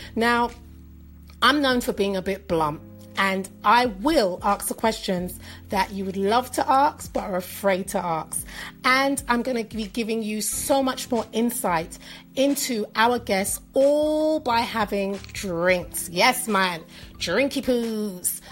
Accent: London, United Kingdom; I'm from London, England

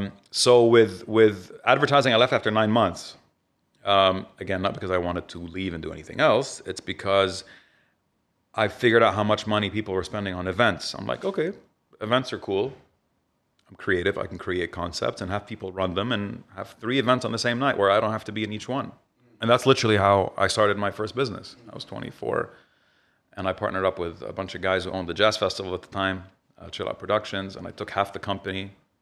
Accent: Riyadh, Riyadh Province, Saudi Arabia; moved away as an adult; also born or lived in Beirut; now in Dubai, United Arab Emirates; I grew up in Riyadh.

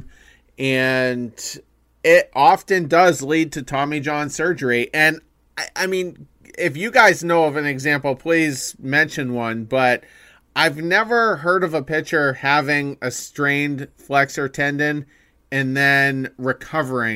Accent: Windham, Maine, United States; we're from Maine

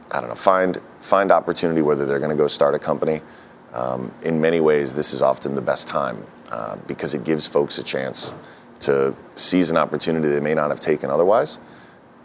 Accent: New York City, New York, United States; I'm a New Yorker. I was born in Fort Greene

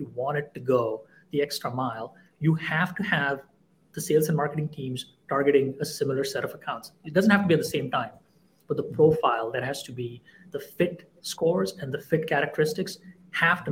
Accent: India; moved away; I grew up in India in the 80s and 90s

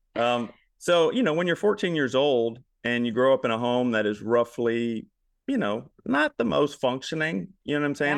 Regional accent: Baton Rouge, Louisiana, United States; now in Memphis, United States; But I am from Louisiana. originally

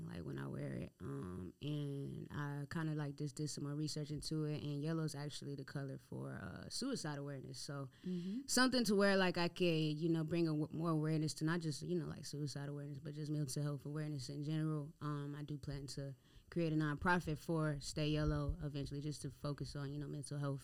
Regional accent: Creedmoor, North Carolina, United States; I'm from North Carolina. I'm from, like, I don't know if y'all have ever even heard of the city. It's called Creedmoor.

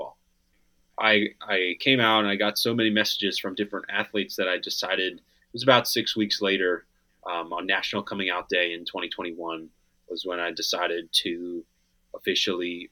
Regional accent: Pennsylvania, United States; Growing up in Pennsylvania

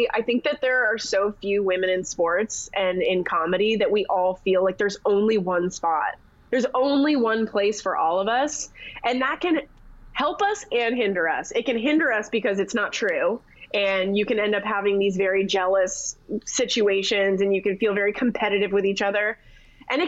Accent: Canada; moved away as an adult; now in United States; I grew up in Canada. The household that I grew up in did not watch any kind of football, not even the CFL.

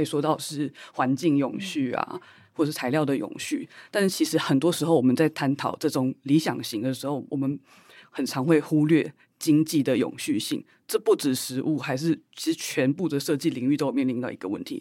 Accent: Taiwan; 作为台湾人，我们的认同就是这么的复合， 这么的复杂

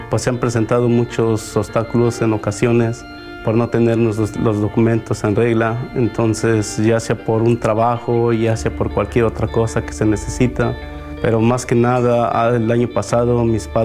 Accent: Puebla, Mexico; now in United States; soy del estado de Puebla. Tengo aproximadamente, voy a ser 36 años que llegué a este país.

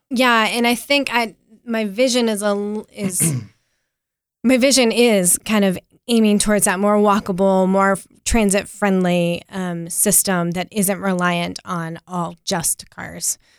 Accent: Apex, North Carolina, United States; also born or lived in Wilmington, North Carolina; now in Raleigh, United States; I grew up in Apex, just down the road

